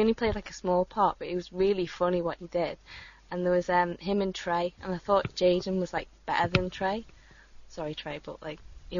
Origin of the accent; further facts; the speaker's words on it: United Kingdom; I'm also British